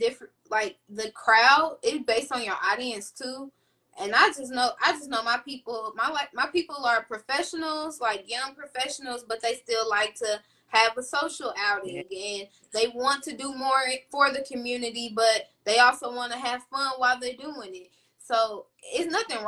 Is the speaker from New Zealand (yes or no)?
no; Indianapolis, Indiana, United States; I've been born and raised in Indianapolis, Indiana